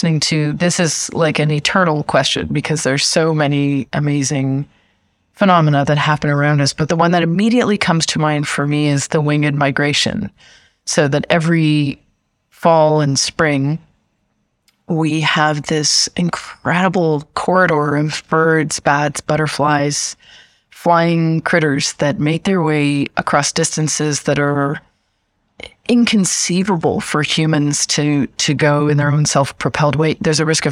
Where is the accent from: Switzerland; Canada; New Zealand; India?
Canada; moved away; also born or lived in United States / Brazil / Germany; I am Canadian, but I've lived extensively in the United States